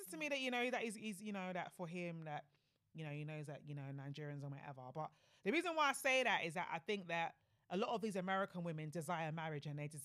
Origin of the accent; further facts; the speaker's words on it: Jamaica; obviously me as a Jamaican, like, you know, it's not really something that I've considered.